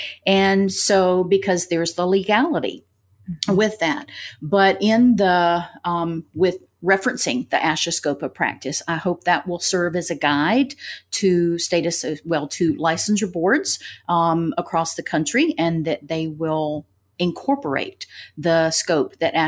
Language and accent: English; Tennessee, United States; And so I grew up in Tennessee as well. So I'm a mountain girl.